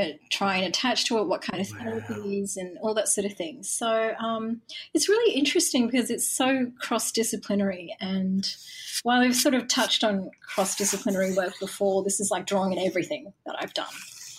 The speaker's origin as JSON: {"language": "English", "town": "Galle", "region": "Southern Province", "country": "Sri Lanka", "tie": "born there", "said": "spent some time on the coast where my mum was from, because she's from around a village near Gaul. And I was born in Gaul."}